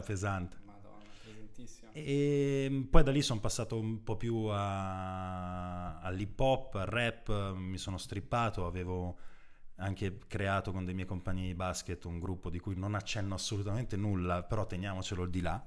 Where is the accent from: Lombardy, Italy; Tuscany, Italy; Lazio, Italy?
Lombardy, Italy; Brugherio; io stesso sono nato in provincia, a Brugherio in particolare, che è appena fuori Milano